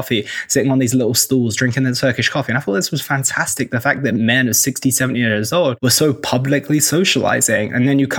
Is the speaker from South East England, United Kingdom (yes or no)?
yes; Oxford, South East England, United Kingdom; moved away as an adult; also born or lived in London / Cheltenham; I'm from the UK. I grew up in Oxford. I lived in London. I lived in Cheltenham for a little while.